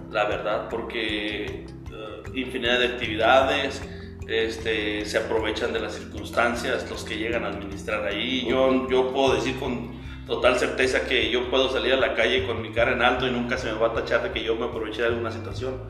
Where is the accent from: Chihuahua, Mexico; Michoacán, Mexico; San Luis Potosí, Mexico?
Michoacán, Mexico; Zamora; soy originario de Zamora, Michoacán, aquí he radicado toda mi vida